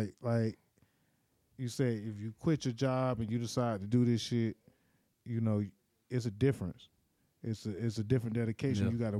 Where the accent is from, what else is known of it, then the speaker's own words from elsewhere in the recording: Miami, Florida, United States; I was born in Miami, Flo Rida.